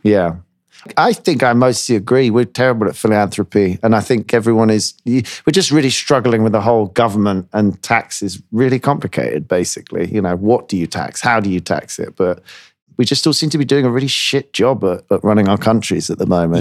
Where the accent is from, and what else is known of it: United Kingdom